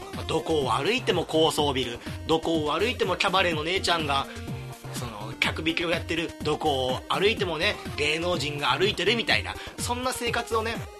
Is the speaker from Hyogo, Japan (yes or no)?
yes; Hyogo, Japan; moved away as an adult; also born or lived in Itabashi, Tokyo; now in Tokyo, Japan; 僕の18年間住んでいた